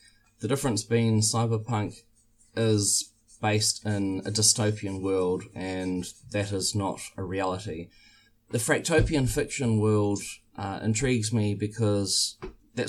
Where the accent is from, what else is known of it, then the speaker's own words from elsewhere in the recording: New Zealand; I'm from New Zealand